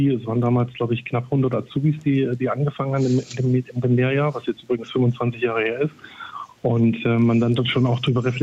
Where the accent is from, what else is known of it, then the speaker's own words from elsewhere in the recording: Saxony, Germany; Als Sachse ist man da ja auch so ein bisschen vom Klischee her